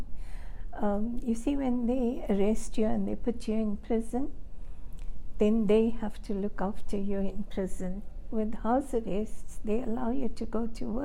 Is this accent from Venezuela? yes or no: no; Phoenix settlement, KwaZulu-Natal, South Africa; And grew up in a house that my father built on the settlement.